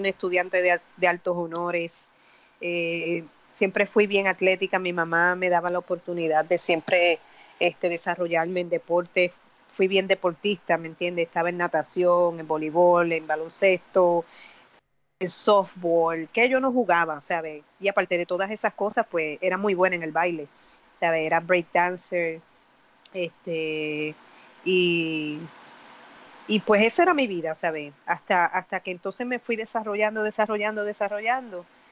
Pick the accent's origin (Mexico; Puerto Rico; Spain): Puerto Rico; San Juan; Yo soy de Puerta de Tierra, eh, me crié ahí, crecí ahí, este, y todavía pues soy de ahí, nunca me he ido básicamente